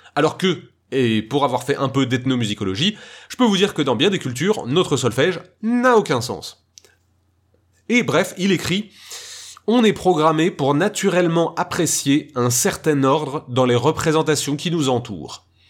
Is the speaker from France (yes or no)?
yes; France; je suis français